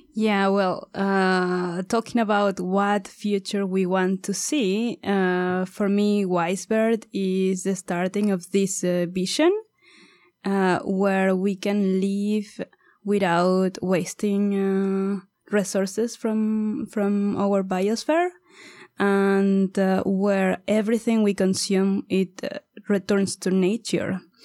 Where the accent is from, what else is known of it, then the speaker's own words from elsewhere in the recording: Mexico; moved away as an adult; also born or lived in India; I'm originally from Mexico